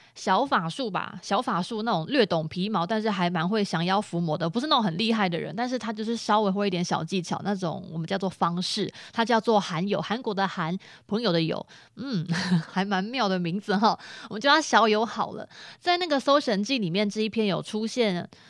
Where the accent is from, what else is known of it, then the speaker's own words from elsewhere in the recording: Taiwan; 在我们嘉义